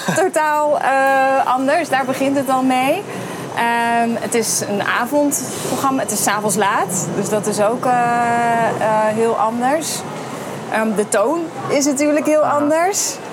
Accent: Veghel, North Brabant, Netherlands; moved away; ik kom zelf uit Veghel

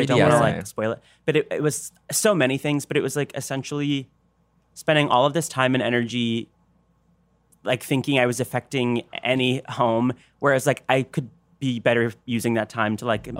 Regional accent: Tampa, Florida, United States; I saw her in Tampa in my hometown

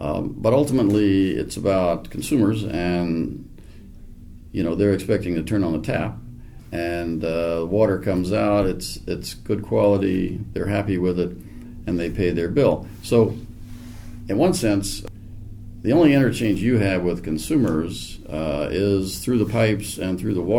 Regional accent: Dallas, Texas, United States; I grew up in Dallas

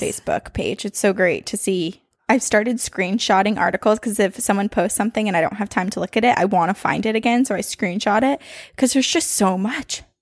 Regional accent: Burlington, Vermont, United States; born or raised there; moved away

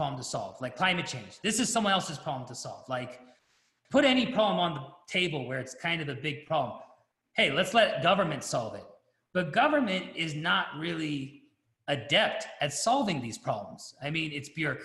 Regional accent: United States; I'm American

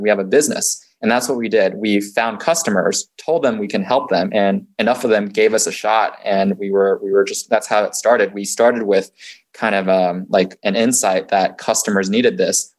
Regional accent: San Francisco Bay Area, California, United States; also born or lived in China / Boston; So I was born in China, moved to the U.S. when I was six years old, and I grew up in the uh, San Francisco Bay Area

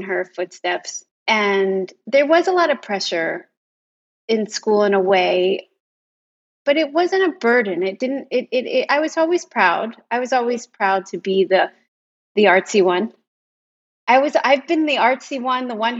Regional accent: Philadelphia, Pennsylvania, United States; I'm from Philadelphia

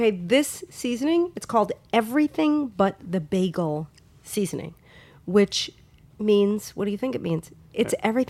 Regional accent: New York, United States; I grew up in New York

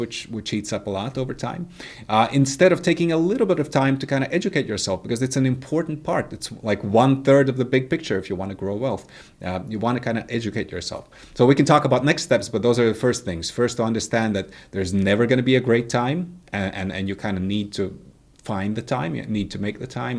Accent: Latvia; moved away as an adult; also born or lived in United States; I was raised, uh, in the Soviet Union, right? I, I was born in nineteen eighty-five, so, so, you know, I was born in Soviet Latvia.

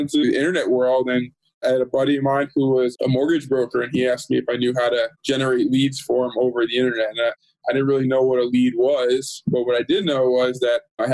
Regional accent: Jersey Shore, New Jersey, United States; moved away as an adult; now in Los Angeles, United States; I'm from New Jersey originally, the beautiful Jersey Shore

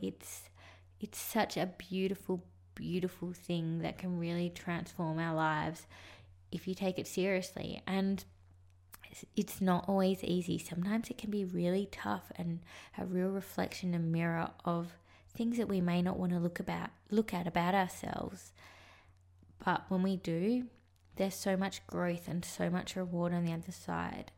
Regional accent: Sydney, New South Wales, Australia; also born or lived in Sri Lanka; I left Sri Lanka and I moved to Sydney with my adopted parents

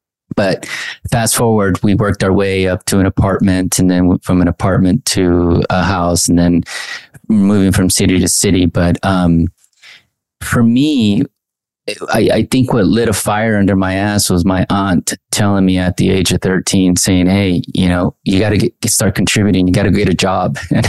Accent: Anaheim, California, United States; also born or lived in Mexico; Well, I grew up in Anaheim. I was born in Mexico, came at the age at, I think, age two.

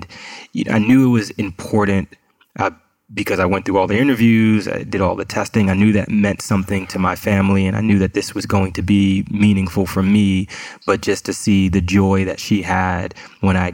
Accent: New York City, New York, United States; I was born and raised in Queens, New York, in a neighborhood called Far Rockaway

